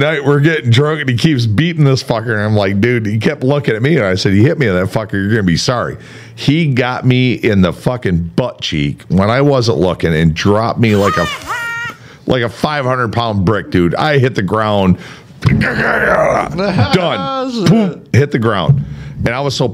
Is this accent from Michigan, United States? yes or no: yes; Jackson, Michigan, United States; Where am I from? Oh, right here in Jackson, Michigan.